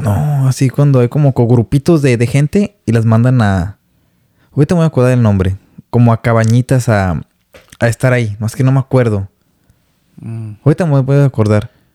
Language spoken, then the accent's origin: Spanish; Guadalajara, Jalisco, Mexico; moved away as an adult; now in Vancouver, Canada; Soy de Guadalajara, Jalisco, cerca de el fraccionamiento